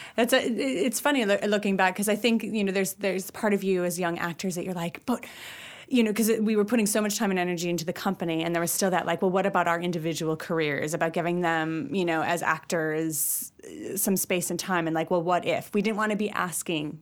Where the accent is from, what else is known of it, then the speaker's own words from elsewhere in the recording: Wisconsin, United States; moved away as an adult; now in Ireland; I'm from Wisconsin. I'm from the Midwest